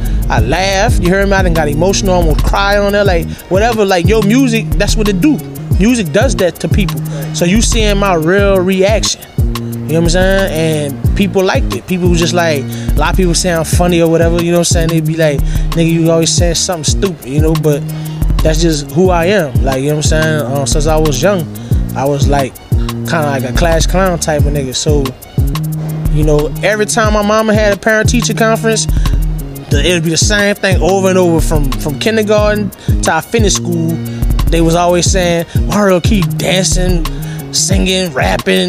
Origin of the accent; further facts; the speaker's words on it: New Orleans, Louisiana, United States; I'm from New Orleans